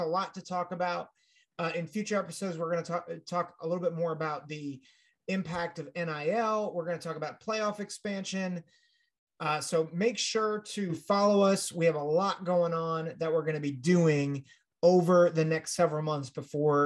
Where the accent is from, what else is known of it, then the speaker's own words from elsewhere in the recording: Pennsylvania, United States; my home state of Pennsylvania